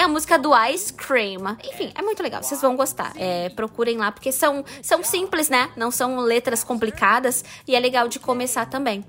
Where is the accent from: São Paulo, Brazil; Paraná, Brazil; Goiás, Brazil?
Paraná, Brazil; Pato Branco; nosso tempo tempo, né, Fábio? Lá ah. em Pato Branco, que a gente tinha que comprar uma revistinha